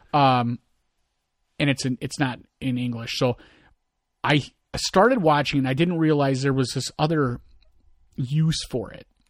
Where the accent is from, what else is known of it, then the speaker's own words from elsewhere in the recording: United States; me being an American